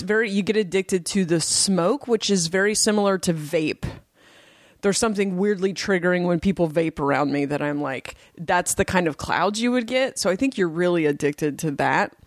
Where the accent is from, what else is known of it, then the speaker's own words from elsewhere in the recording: Portland, Oregon, United States; moved away; also born or lived in Delaware; I grew up in Portland